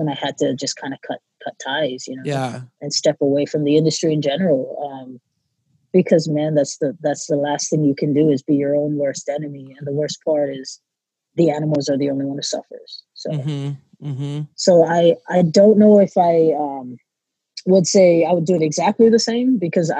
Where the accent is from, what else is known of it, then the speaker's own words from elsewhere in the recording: Hawaii, United States; moved away as an adult; also born or lived in Oklahoma; now in California, United States; I was born and raised in Hawaii